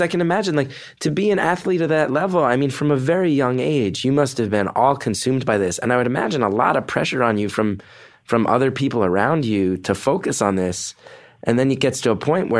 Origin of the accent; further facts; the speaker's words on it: New Jersey, United States; I grew up in North Jersey